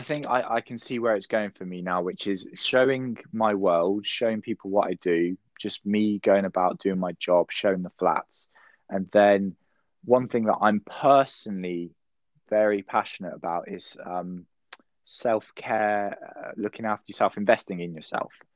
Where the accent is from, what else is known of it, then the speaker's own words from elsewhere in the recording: United Kingdom; I'm from the United Kingdom.